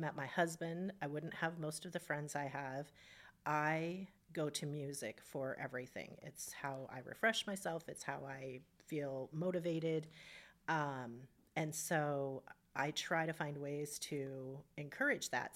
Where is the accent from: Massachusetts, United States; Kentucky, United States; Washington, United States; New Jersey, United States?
Washington, United States; Spokane; I grew up in Hilliard